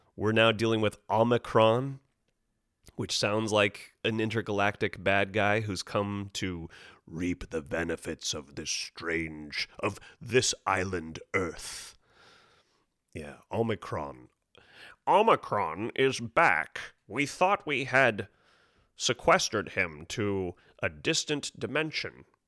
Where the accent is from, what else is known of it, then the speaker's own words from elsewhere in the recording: Monterey, California, United States; moved away; Monterey Bay, which is a lovely town to be born